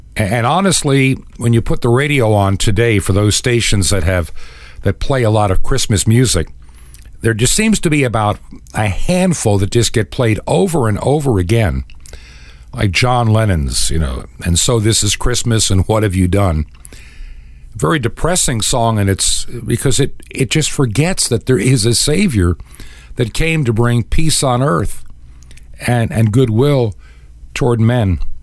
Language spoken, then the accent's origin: English; Hicksville, New York, United States; raised in Long Island